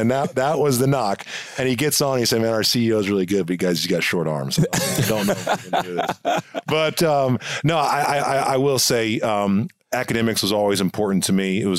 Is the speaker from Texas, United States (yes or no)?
yes; Texas, United States; I go, well, I'm from Texas, but I played football at a military school in Indiana.